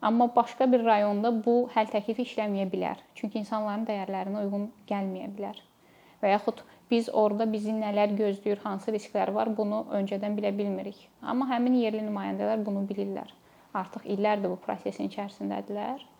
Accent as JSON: {"language": "Azerbaijani", "country": "Azerbaijan", "said": "Biz ola bilər ki, hamımız Azərbaycanlıyıq, amma dediyim kimi böyüdüyümüz mühitlər bir-birindən fərqlənir."}